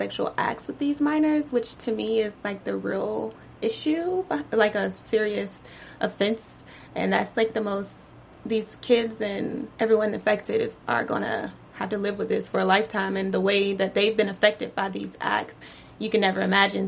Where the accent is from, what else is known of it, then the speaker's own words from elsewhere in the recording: Georgia, United States; in my hometown